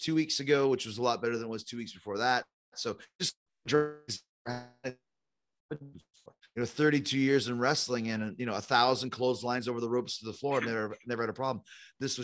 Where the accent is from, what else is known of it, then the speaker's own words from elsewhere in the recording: Manhasset, New York, United States; I was born in Manhasset.